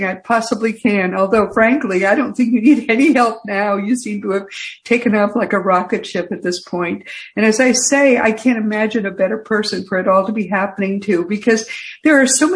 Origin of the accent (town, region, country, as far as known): Eastern New England, United States; now in Austin, United States